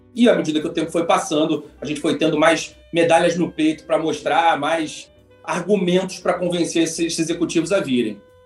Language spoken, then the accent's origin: Portuguese; Rio de Janeiro, Brazil; sou carioca, né? então fiz aqui PUC Rio